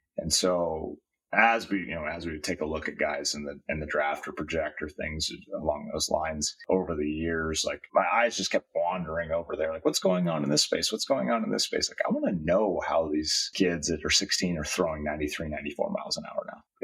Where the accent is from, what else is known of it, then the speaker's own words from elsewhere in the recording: Iowa, United States; now in Southern California, United States; I grew up in Iowa